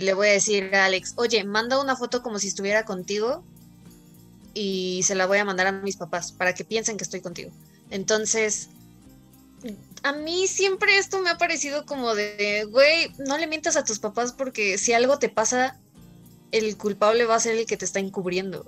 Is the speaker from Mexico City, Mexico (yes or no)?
yes; Mexico City, Mexico; now in State of Mexico, Mexico; yo como buena chilanga traigo casi puras leyendas de la CDMX, porque sí, eh, no sé si esto ya lo sabían. Yo nací en, en la CDMX